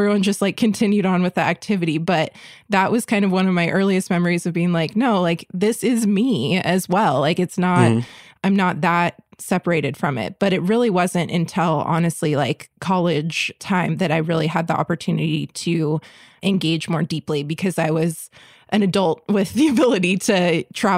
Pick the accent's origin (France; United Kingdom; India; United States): United States; San Diego, California; moved away as an adult; also born or lived in East Coast; I grew up in San Diego, which is Kumeyaay homelands